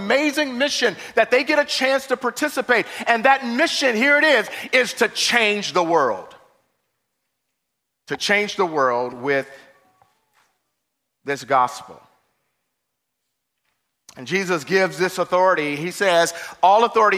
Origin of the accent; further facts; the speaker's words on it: Chicago, Illinois, United States; I remember growing up in Chicago, we went to the projects